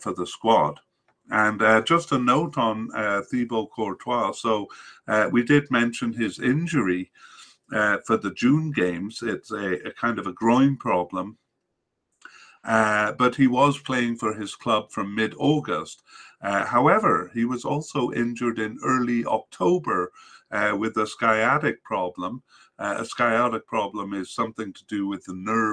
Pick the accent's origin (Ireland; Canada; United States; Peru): Canada; I'm Canadian